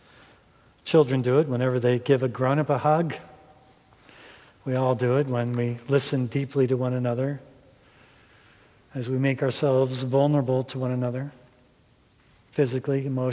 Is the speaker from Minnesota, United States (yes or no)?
yes; Minnesota, United States; growing up in Minnesota